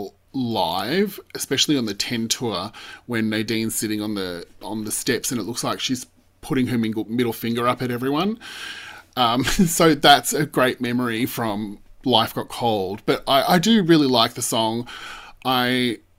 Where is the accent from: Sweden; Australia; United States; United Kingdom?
Australia; also born or lived in Melbourne, Australia; as Australian fans of the girls